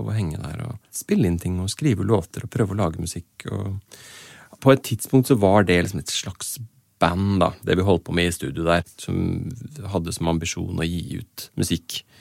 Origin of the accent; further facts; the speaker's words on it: Oslo, Norway; also born or lived in Asker / Kristiansand; Jeg vokste opp eh, i Asker, Kristiansand og Oslo. Eh, de fleste som kommer fra Oslo, har jo en eller annen sånn bydelstilhørighet, men det har ikke jeg helt på samme måten